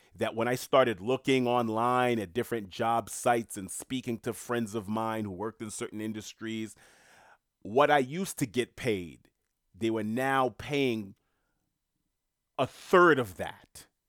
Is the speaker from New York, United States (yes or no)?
yes; New York City, New York, United States; moved away; I'm born and raised in Queens